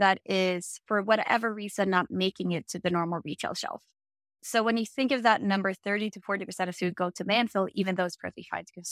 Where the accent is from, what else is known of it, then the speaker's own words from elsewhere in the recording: Sweden; I'm from Sweden. So that's a weird accent when you're like, what is that? So I started that here in Sweden.